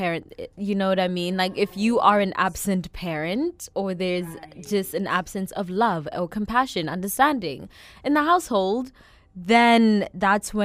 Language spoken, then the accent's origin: English; South Africa; growing up, I can see how, like, my immediate environment, as well as, like, my household, as well as being South African